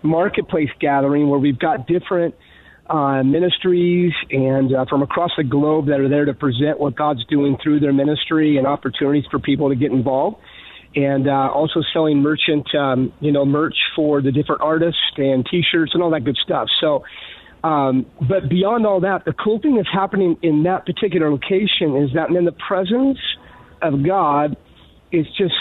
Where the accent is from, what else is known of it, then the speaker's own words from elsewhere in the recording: Michigan, United States; moved away; I'm originally from Michigan